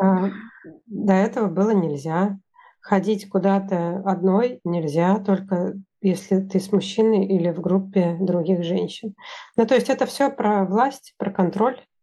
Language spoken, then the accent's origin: Russian; Russia; moved away; also born or lived in Sweden; я из России, я единственный человек из России